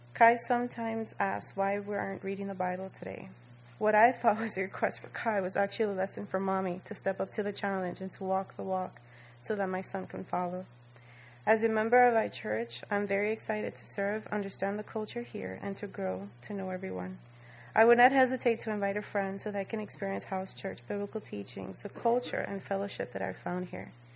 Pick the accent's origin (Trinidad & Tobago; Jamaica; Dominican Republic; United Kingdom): Dominican Republic; first language Spanish; English is a second language; moved away; learning my culture, speaking my native tongue so fluently.